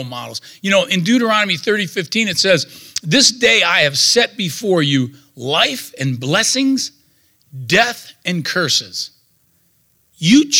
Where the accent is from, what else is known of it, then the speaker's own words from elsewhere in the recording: Youngstown-Warren area, Northeast Ohio, United States; I'm from the Steel Valley in Northeast Ohio, the Youngstown Warren area. I was born in 1957